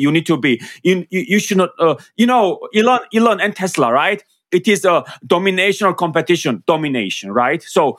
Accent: Georgia; English is a second language; because of course I come from Georgia, and I'm very proud of where I come from.

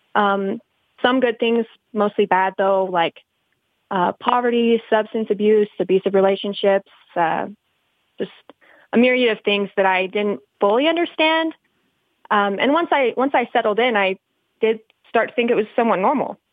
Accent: Colorado City, Arizona, United States; I grew up in Short Creek on and off, but I've been back for about seven years now.

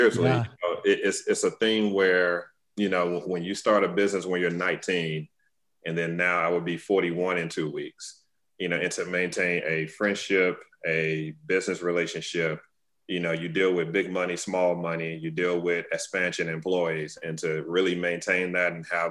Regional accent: Tuscaloosa, Alabama, United States; I'm from Tuscaloosa, Alabama, originally

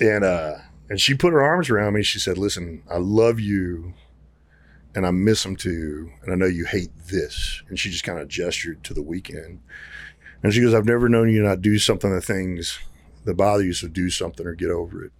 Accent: Garland, Texas, United States; also born or lived in Arkansas; I grew up around here. I grew up in Garland, grew up in Arkansas

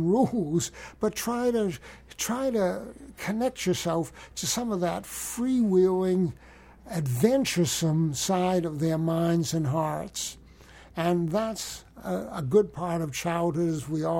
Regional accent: United States; I'm an American citizen. I was born in America

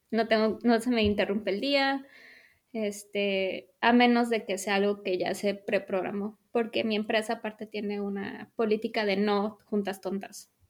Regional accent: Mexico; o sea, los dos somos mexicanos, se habla español en casa

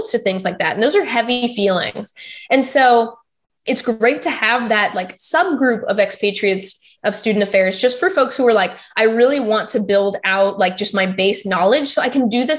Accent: Texas, United States; also born or lived in Pittsburgh; now in Florida, United States; I'm from Texas

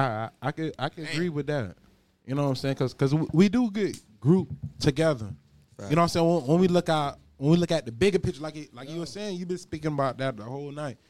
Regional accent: Miami, Florida, United States; Bitch, what? Bitch, I'm from Miami for real.

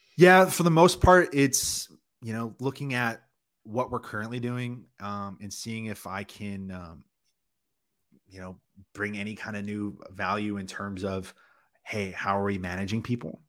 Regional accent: Canada; first language English; I'm a born Canadian citizen. English is my first language, the only language I speak

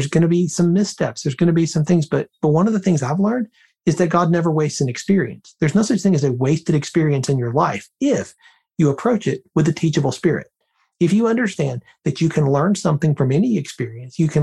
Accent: Birmingham, Alabama, United States; moved away; I'm originally from Birmingham, Alabama. I haven't lived there in a long time, but that's my hometown.

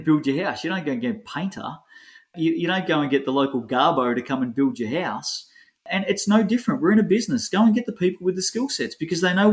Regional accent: Australia; also born or lived in New Zealand; as an Aussie having lived there for 3 years

